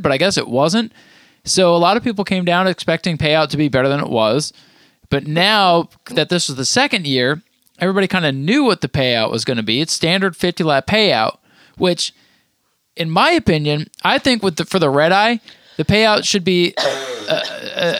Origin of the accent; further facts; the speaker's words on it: Vermont, United States; moved away; those who know me know I grew up in Vermont